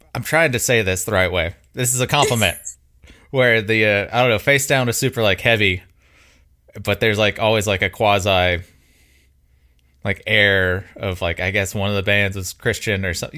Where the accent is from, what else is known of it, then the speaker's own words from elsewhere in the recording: Mobile, Alabama, United States; now in Birmingham, United States; growing up in Mobile, like Pensacola is forty five minutes away